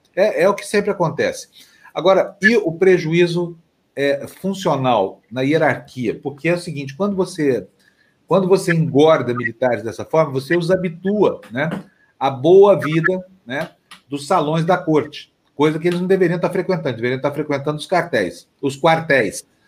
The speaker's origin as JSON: {"language": "Portuguese", "area": "Triângulo Mineiro", "region": "Minas Gerais", "country": "Brazil", "said": "Tem a ala goiana, que é o Triângulo Mineiro, minha região"}